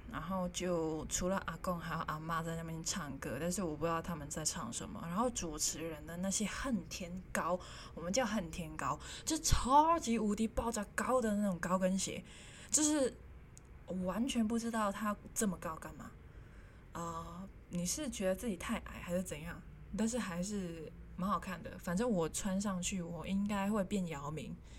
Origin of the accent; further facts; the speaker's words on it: Hong Kong; first language Cantonese; Chinese is a second language; moved away as an adult; also born or lived in Japan; now in Taiwan; 我是香港人，我来到台湾